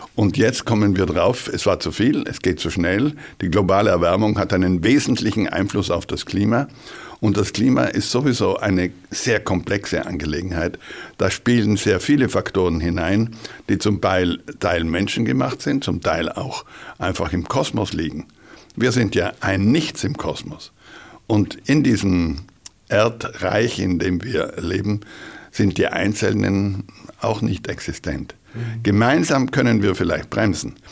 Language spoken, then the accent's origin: German; South Tyrol, Trentino-Alto Adige, Italy; bei uns in Südtirol